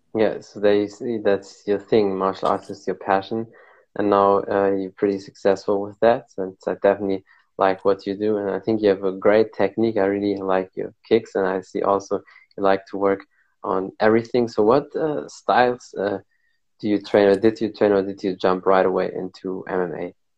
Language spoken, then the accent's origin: English; Germany; I'm here from Germany